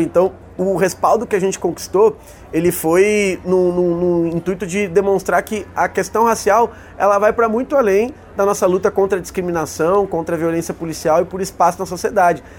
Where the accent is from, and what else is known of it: Rio Grande do Sul, Brazil